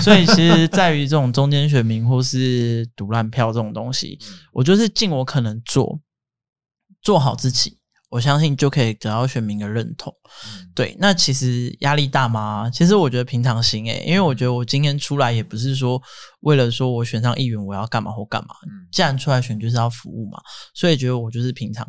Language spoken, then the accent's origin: Chinese; Daxi, Taoyuan, Taiwan; 我人生这样二十八年，我从来没有离开过大溪，我连读书、工作，我每天都要回家。对，因为我觉得我对这片土地有一个热爱，我热爱这边的每一寸土、每一个空气、每一滴水，我觉得这是我的家乡。